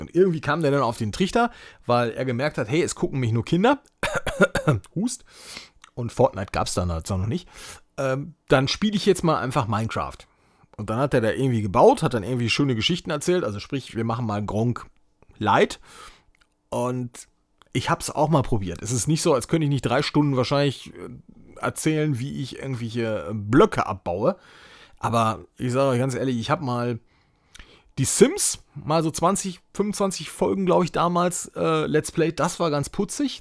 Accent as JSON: {"language": "German", "region": "North Rhine-Westphalia", "country": "Germany", "tie": "born or raised there", "said": "so ein Depp hier aus NRW, der hier äh, in NRW zur Schule gegangen ist"}